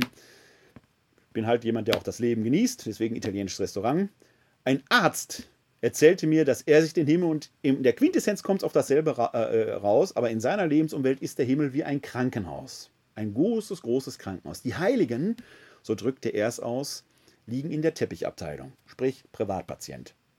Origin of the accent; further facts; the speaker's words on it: Essen, North Rhine-Westphalia, Germany; Ich bin ein Kind des Ruhrgebietes. Vor 50 Jahren, meinem Elternhaus im Schöllerpatt in Essen-Altendorf, konnten wir noch die Zechen sehen